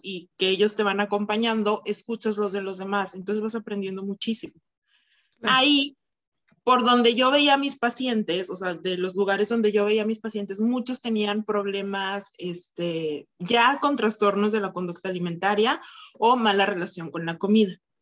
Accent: Torreón, Coahuila, Mexico; also born or lived in Mexico City, Mexico; yo soy de Torreón. Entonces yo estudié primero aquí la licenciatura.

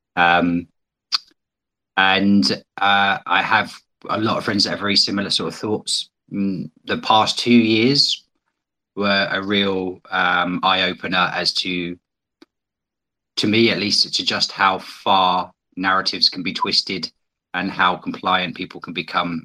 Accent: United Kingdom; also born or lived in China; as you may be able to tell from my accent, I'm from Britain

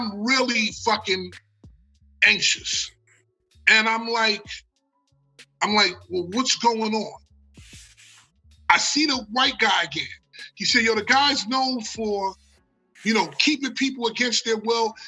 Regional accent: United States; I'm from America

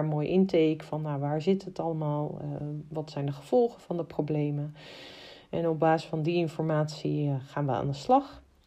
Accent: Amersfoort, Utrecht, Netherlands; ik kom uit Amersfoort

